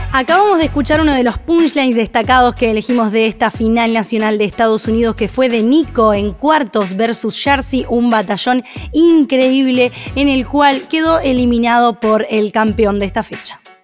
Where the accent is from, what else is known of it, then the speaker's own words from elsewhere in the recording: Uruguay; parte mía como uruguaya